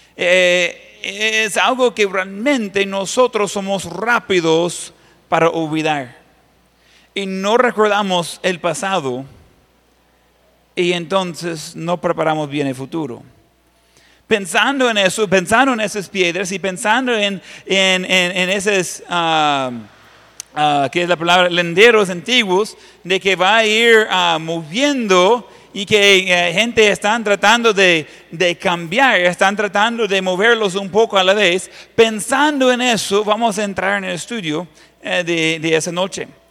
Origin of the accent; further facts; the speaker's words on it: Ohio, United States; Spanish is a second language; moved away; la finca donde yo crecí, en Ohio.